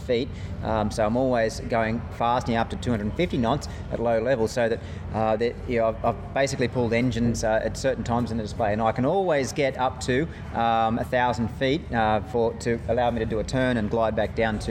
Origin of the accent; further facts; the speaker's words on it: Australia; being an Australian again